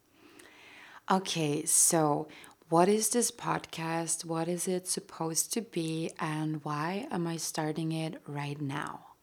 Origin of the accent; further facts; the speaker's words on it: Austria; first language German; English is a second language; I've always identified with being an earthling way more than with being Austrian anyway